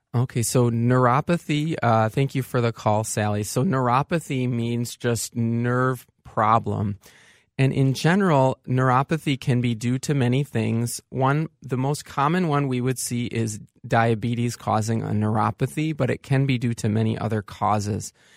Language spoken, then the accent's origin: English; Saint Paul, Minnesota, United States; also born or lived in Evanston / California; I'm a Saint Paul native